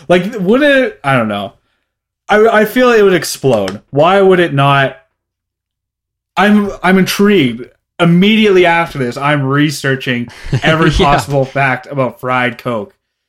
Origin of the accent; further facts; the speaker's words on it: Red Deer, Alberta, Canada; Not by the description they give. Not like I really don't give a shit about my hometown.